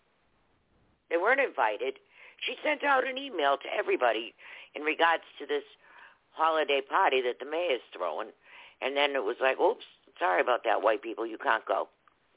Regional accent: Boston, Massachusetts, United States; now in Florida, United States; I'm originally from Boston. I live in Florida now. I've been here for a while. But my roots are in Boston.

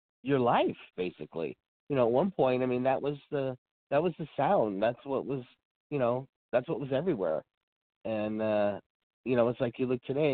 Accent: Oakland, California, United States; I was born in Oakland

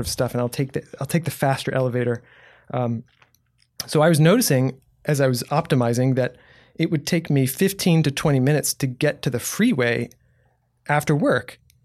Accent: Houston, Texas, United States; also born or lived in New Braunfels; now in San Marcos, United States; I grew up in Houston

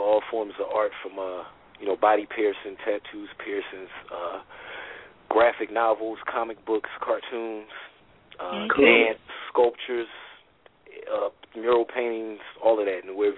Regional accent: Philadelphia, Pennsylvania, United States; I'm originally from North Philadelphia, but I've been all over the city of Philadelphia and traveled to many different states, 17 to date.

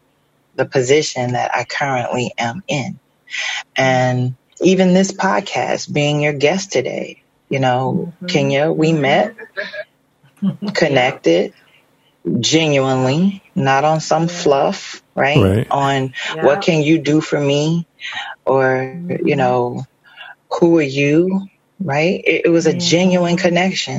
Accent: Florida, United States; moved away; I'm originally from Florida

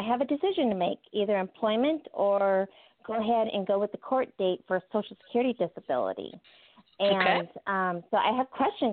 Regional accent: Alaska, United States; now in Washington, United States; I'm from Alaska, but I'm living down here in Washington

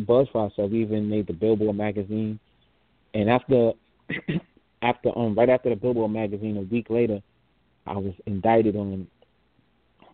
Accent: New York City, New York, United States; also born or lived in Harlem / Brooklyn; I was born in Harlem. I was raised in the Bronx

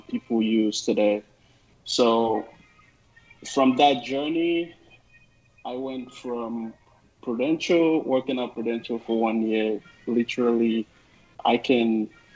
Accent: Nigeria; moved away as an adult; also born or lived in East Coast, United States; now in Seattle, United States; I'm originally from Nigeria, and I'm based out here in Seattle, United States.

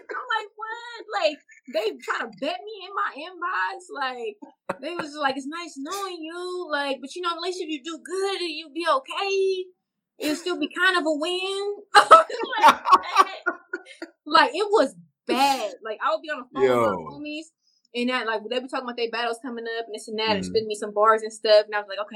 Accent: Carson, United States; this is in my hometown

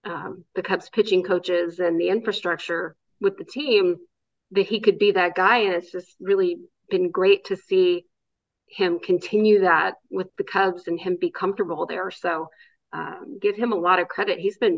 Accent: Oakland, California, United States; I grew up in that ballpark. Well, I grew up in the Coliseum.

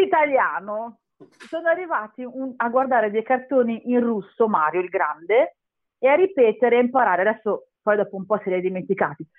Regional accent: Castellammare di Stabia, Campania, Italy; now in Milan, Italy

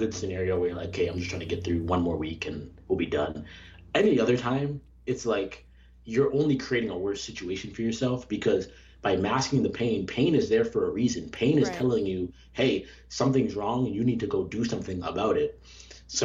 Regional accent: Canada; now in United States; growing up in Canada, switching from the Canadian healthcare system to the American healthcare system

